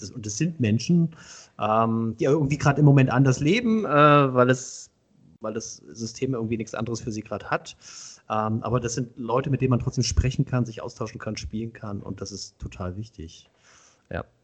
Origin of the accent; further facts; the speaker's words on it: Hoyerswerda, Saxony, Germany; ich komme ich komm ja eigentlich aus einer, also ich komme aus Hoyerswerda, das ist ja eine zweisprachige Gegend.